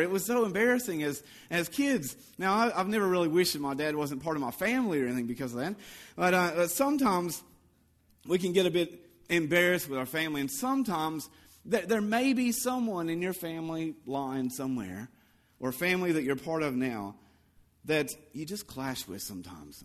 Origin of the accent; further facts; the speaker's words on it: the Bible Belt, United States; moved away; when I was growing up in, uh, in the Bible Belt in America